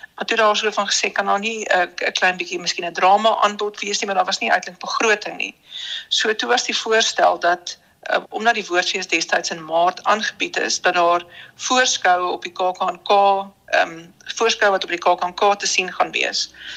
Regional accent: Bloemfontein, Free State, South Africa; moved away; also born or lived in Bellville / Cape Town / Danielsrus; ek het hoofsaaklik groot geword in die Vrystaat

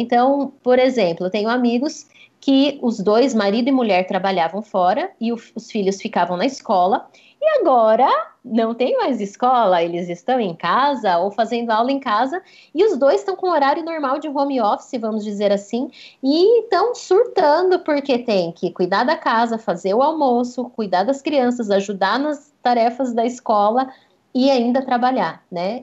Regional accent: Brazil; como bons brasileiros

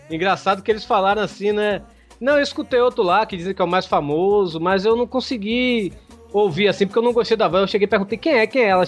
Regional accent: Bahia, Brazil; Se bem que, Hugo, você sabe, eu sou baiano, né?

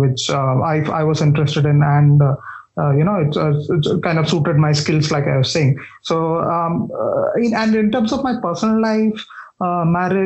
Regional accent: Thiruvananthapuram, Kerala, India; moved away as an adult; I'm from Kerala. I was born and brought up in Trivandrum.

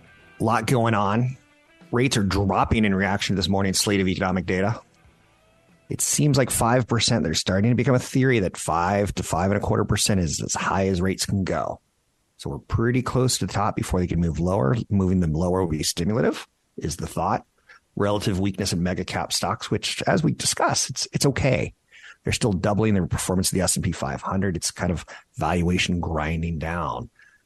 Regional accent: San Carlos, California, United States; now in Marin, United States; my hometown of San Carlos. I've moved to Marin

